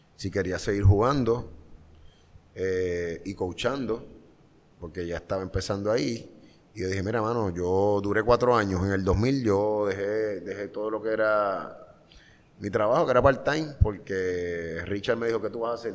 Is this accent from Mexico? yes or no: no; Carolina, Puerto Rico; Yo soy orgulloso de Country Club, la cuarta extensión de Carolina, Puerto Rico